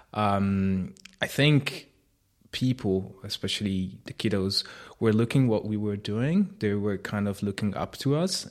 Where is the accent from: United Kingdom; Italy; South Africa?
Italy; Piedmont; moved away; I grew up in Italy.